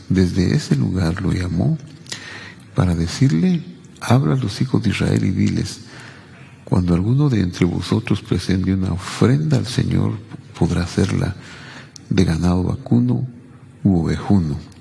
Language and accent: Spanish; Cabricán, Quetzaltenango, Guatemala; la iglesia presbiteriana de mi pueblo, Cabricán, que es Altenango